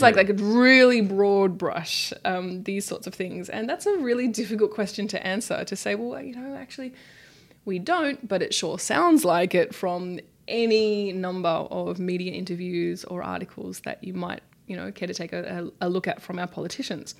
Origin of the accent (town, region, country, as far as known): Australia